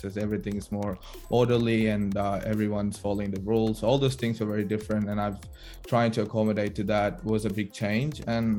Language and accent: English; Chennai, Tamil Nadu, India; moved away as an adult; now in Melbourne, Australia; I'm very Chennai, but even though my family is actually from Kerala, I was born and raised in Chennai, so I always identify myself as a Tamil boy. And then coming to Australia was a big change for me.